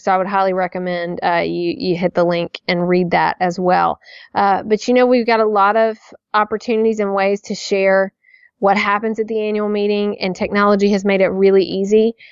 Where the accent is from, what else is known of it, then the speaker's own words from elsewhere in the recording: Nashville, Tennessee, United States; someone I knew from childhood growing up, you know, just growing up in Nashville